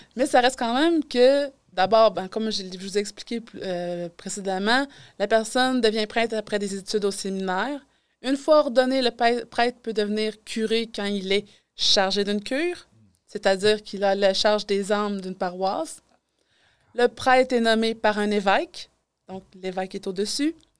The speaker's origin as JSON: {"language": "French", "town": "Quebec City", "region": "Quebec", "country": "Canada", "tie": "born or raised there", "moved": "as an adult", "lives_now": "Amos, Canada", "said": "je suis originaire de Québec."}